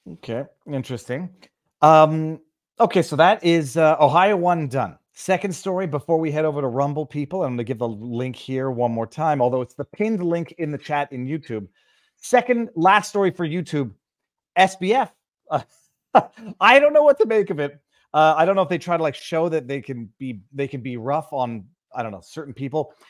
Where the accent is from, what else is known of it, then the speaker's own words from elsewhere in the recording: Canada; I'm just a Canadian bumpkin